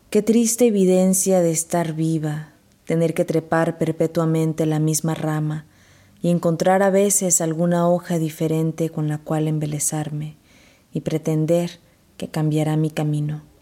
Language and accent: Spanish; Veracruz, Mexico; also born or lived in Texas; now in United States; soy originaria de Veracruz, México. Me considero una escritora fronteriza porque desde que emigré a Estados Unidos viví en la frontera de Texas